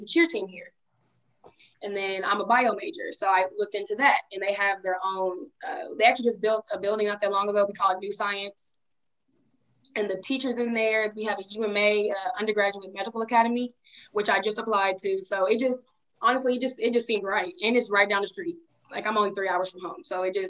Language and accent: English; Dallas, Texas, United States; I'm from Dallas, Texas.